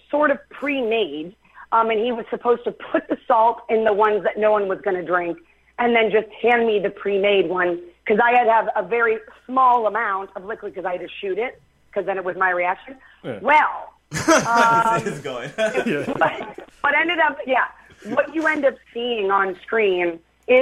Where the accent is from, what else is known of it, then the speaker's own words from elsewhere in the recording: Youngstown, Ohio, United States; I'm still just from Youngstown, Ohio